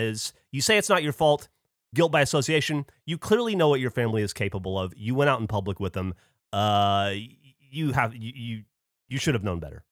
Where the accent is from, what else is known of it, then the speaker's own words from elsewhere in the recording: Alabama, United States; growing up in Alabama